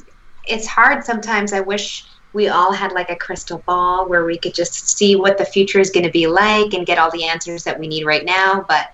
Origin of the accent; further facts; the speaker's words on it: Canada; accent: Canadian; I was born and raised in Canada